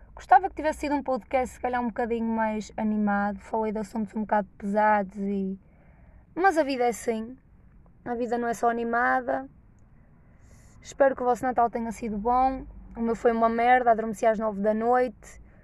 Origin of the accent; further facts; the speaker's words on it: Norte, Portugal; accent: nortenho; Os boetas gostam de gozar com o meu sotaque nortenho